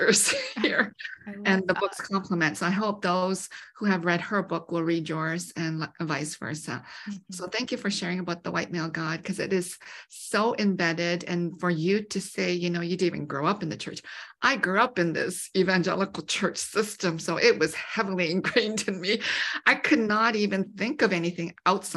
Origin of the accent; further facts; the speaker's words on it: Canada; I grew up in Canada